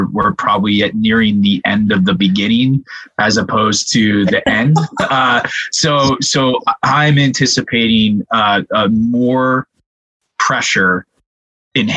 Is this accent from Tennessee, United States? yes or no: no; Pennsylvania, United States; my home state of Pennsylvania